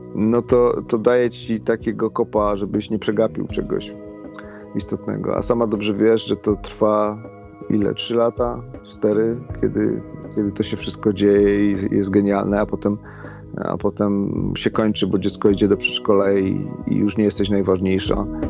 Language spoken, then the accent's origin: Polish; a village near Cieszyn, between Bielsko and Cieszyn, Silesian Voivodeship, Poland; accent: Cieszyn Silesian dialect; moved away; ja byłem, wiesz, niedaleko Cieszyna, między Bielskiem a Cieszynem